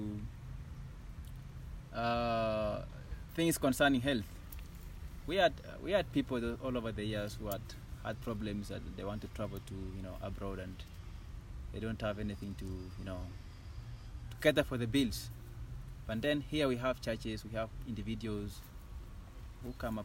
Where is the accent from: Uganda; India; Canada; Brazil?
Uganda; Kapchorwa, Eastern Region; growing up in Kapchorwa